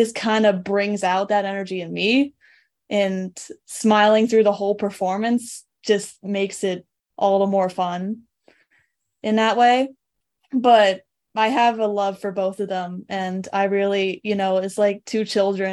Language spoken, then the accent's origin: English; South Deerfield, Massachusetts, United States; also born or lived in Montague, Massachusetts; I was born and raised in Western Mass